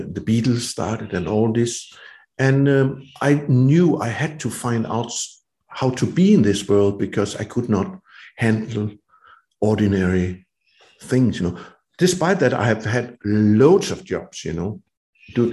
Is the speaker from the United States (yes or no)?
no; Denmark; I was roaming my hometown and the woods around it